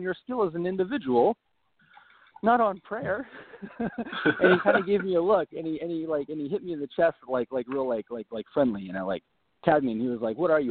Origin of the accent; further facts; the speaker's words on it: northern Wyoming, United States; I'm from northern Wyoming.